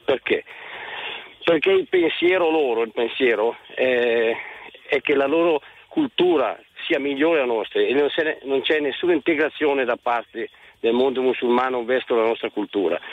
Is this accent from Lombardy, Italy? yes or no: yes; Lecco, Lombardy, Italy; also born or lived in Como; Io sono a Como ma sono di Lecco